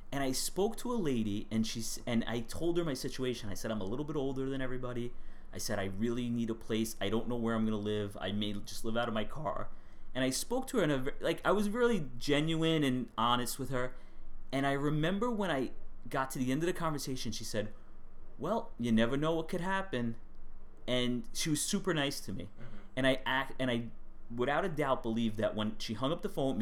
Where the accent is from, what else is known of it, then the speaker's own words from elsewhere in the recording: New York City, New York, United States; I grew up in Staten Island